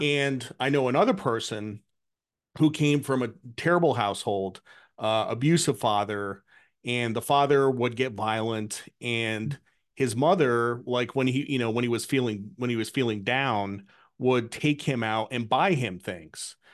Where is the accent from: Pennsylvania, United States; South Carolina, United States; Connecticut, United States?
Connecticut, United States; I grew up in New England, I grew up in Connecticut